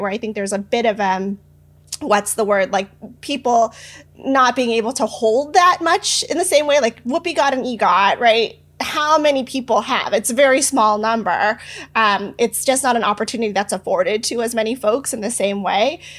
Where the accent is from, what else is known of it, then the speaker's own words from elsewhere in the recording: San Francisco, California, United States; I was born and raised in San Francisco